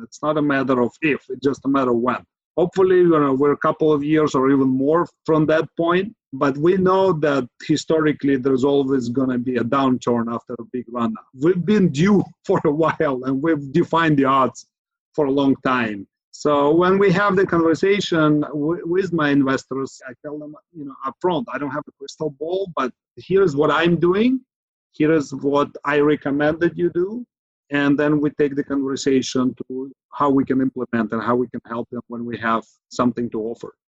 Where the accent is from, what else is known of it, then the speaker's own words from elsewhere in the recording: Ukraine; now in San Francisco Bay Area, United States; Originally, I I'm from Ukraine. I've lived in Bay Area in the Silicon Valley for the last 20 years or so